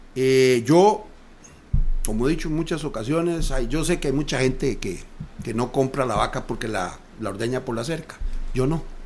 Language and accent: Spanish; Costa Rica; todos somos costarricenses